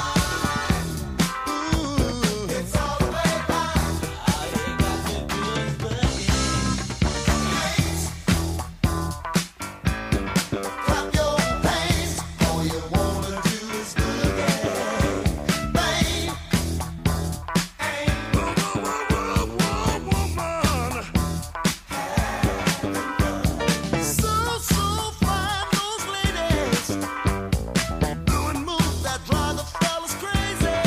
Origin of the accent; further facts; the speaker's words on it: Detroit, Michigan, United States; My hometown team, the Detroit Pistons